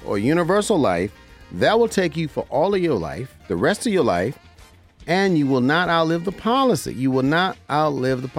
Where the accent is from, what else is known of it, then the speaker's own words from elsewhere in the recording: Las Vegas, Nevada, United States; Las Vegas, Nevada is my hometown. I was born and raised here.